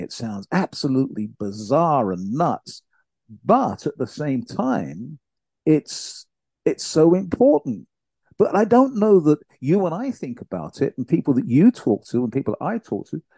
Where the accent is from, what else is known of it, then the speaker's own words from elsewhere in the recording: United Kingdom; my home country, the UK